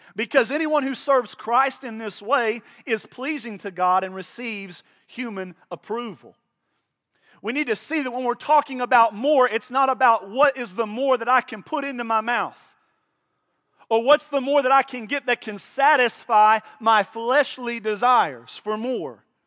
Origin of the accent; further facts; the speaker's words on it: Oklahoma, United States; I was born in Oklahoma.